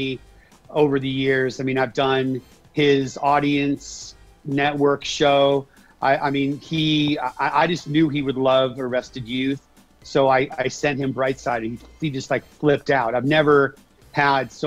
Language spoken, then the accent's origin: English; Bay Area, California, United States; I grew up in the Bay Area